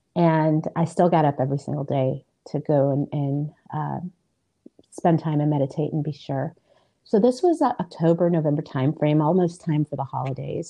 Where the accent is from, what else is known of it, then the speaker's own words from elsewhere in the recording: Illinois, United States; I was born in Illinois, and um, I am first generation American.